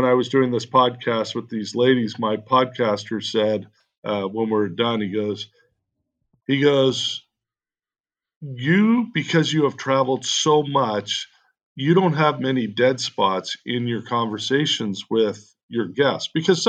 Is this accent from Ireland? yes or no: no; Canada; now in United States; When we immigrated from Canada, we got a green card.